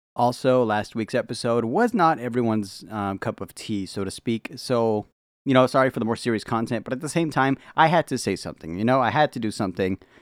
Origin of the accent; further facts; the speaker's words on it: United States; I'm an American